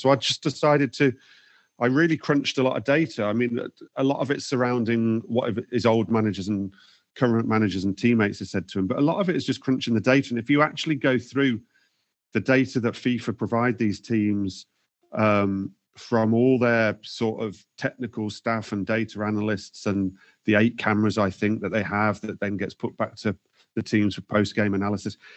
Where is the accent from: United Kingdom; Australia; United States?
United Kingdom; England; as English fans